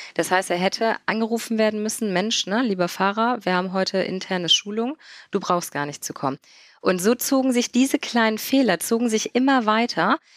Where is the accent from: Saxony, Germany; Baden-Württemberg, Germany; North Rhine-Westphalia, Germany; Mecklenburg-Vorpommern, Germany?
North Rhine-Westphalia, Germany; Mönchengladbach; Ich komme aus dem wunderschönen Mönchengladbach am Niederrhein. Und ja, da lebe ich